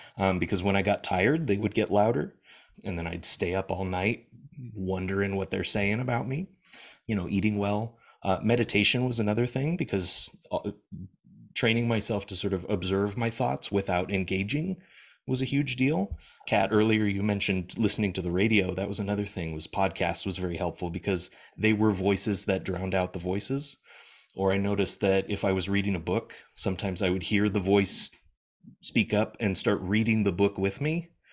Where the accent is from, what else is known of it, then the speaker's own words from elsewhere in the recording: United States; moved away; I'm an American living in America at the time.